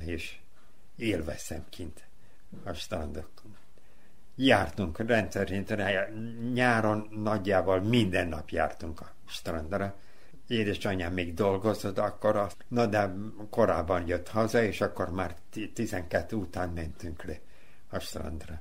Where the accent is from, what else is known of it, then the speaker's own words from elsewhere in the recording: Novi Sad, Vojvodina, Serbia; ott voltam a, a kórházal szemben, Futaki utcán, ott, ott is születtem.